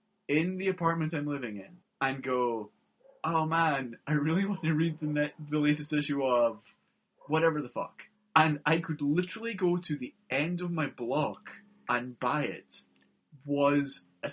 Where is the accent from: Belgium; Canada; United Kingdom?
United Kingdom; Scotland; moved away; I grew up in the Scottish Sticks